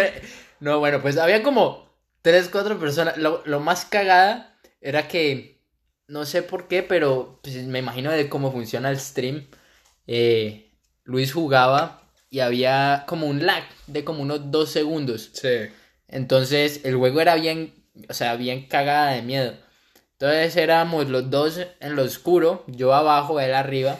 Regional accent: Cali, Valle del Cauca, Colombia; moved away as an adult; now in Vancouver, Canada; viví y nací 19 años en Cali, Colombia.

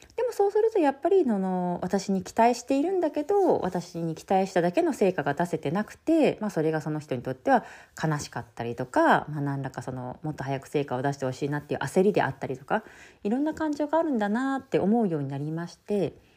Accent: Shizuoka, Japan; moved away as an adult; 地元の静岡

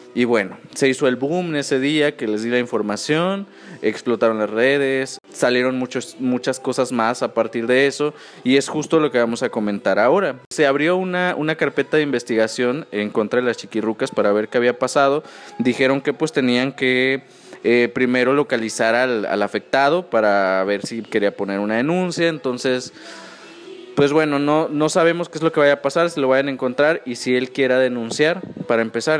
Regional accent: Mexico; uno como mexicano sí tiene

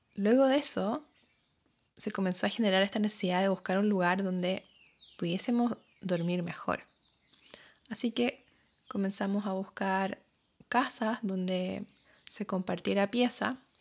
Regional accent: Chile; moved away as an adult; now in New Zealand; cuando me fui de Chile y empecé a vivir acá en Nueva Zelanda

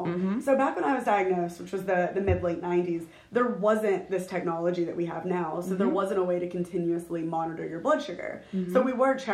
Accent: Memphis, Tennessee, United States; I am from Memphis

